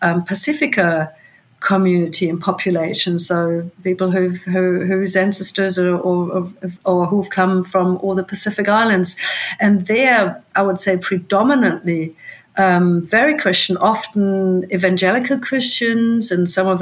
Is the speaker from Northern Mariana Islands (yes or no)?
no; Germany; now in New Zealand; That's my home country